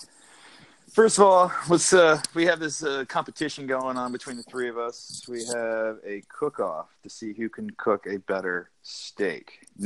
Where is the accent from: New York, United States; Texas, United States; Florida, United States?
Florida, United States; Central; I've been born and raised in Central Florida